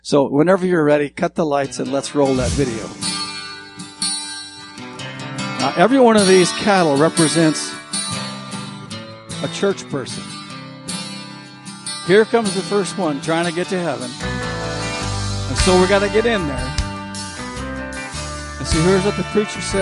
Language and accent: English; southwestern Montana, United States; I grew up in Montana, in a rural county in the southwestern portion of Montana that's famous for cattle, sheep, and hay